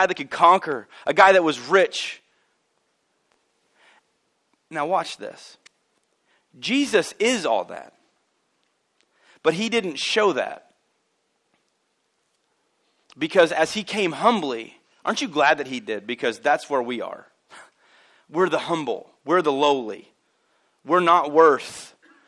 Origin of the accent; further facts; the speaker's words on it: Albion, United States; also born or lived in Olney; I'm from Albion, but I was born in Olney